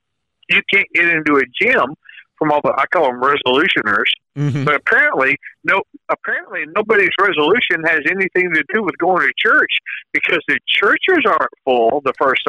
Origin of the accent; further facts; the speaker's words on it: the South, United States; I grew up in the South. Around a lot of Baptists.